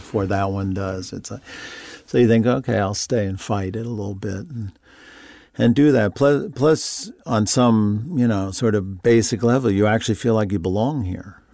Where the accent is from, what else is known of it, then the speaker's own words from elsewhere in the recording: Long Island, New York, United States; moved away; I grew up on Long Island